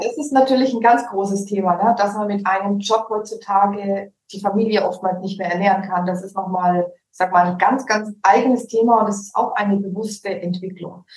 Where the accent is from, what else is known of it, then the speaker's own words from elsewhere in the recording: Allgäu, Bavaria, Germany; accent: Franconian; moved away as an adult; also born or lived in Nuremberg; now in Cyprus; aus Nürnberg. Aufgewachsen bin ich tatsächlich im Allgäu. Ich bin geboren in Nürnberg. Dann mhm. wurde ich ins Allgäu gezogen, so mit 14, 15 wieder zurück nach mhm. Nürnberg